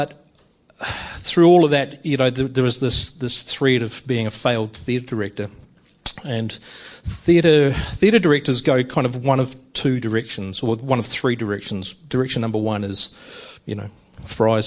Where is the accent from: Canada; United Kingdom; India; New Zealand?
New Zealand; I'm originally from New Zealand